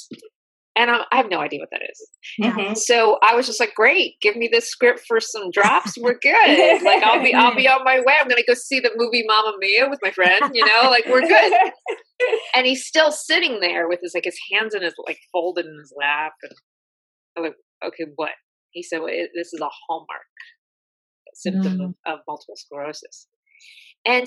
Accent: Philadelphia, Pennsylvania, United States; I'm from Philly

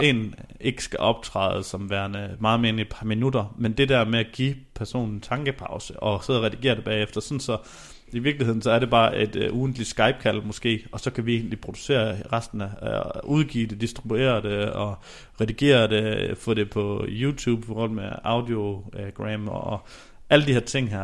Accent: Denmark; vi som danskere

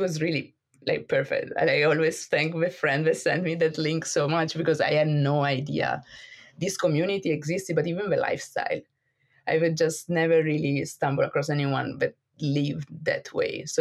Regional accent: Italy; moved away as an adult; also born or lived in Brussels, Belgium; I'm from Italy, but I actually haven't lived in Italy for the past 10 years now.

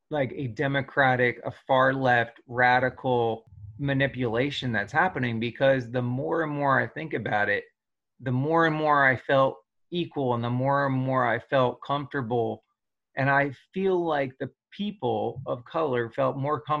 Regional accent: New Jersey, United States; you know I grew up in New Jersey with a lot of friends that were people of color

